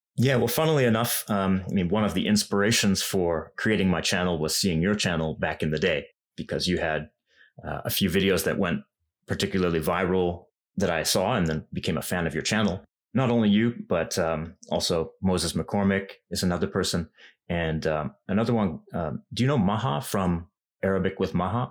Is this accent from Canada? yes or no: yes; Vancouver, British Columbia, Canada; moved away as an adult; now in Japan; I knew a lot of Japanese people in my hometown in Vancouver